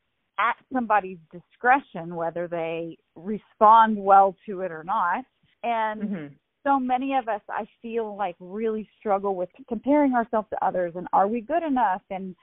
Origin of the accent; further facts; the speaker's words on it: Texas, United States; I've actually just talked to a friend of mine that's a therapist, and I grew up with her in Texas.